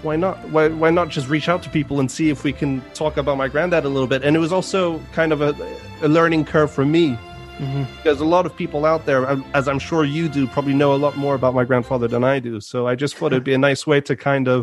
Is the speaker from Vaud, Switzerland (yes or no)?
yes; Vevey, Vaud, Switzerland; moved away as an adult; now in London, United Kingdom; I'm born in Switzerland. in Vevey, which is where my grandfather had his house.